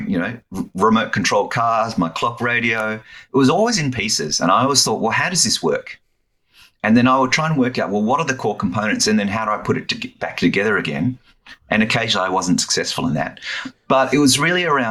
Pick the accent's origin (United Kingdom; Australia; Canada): Australia; Melbourne, Victoria; I grew up in Melbourne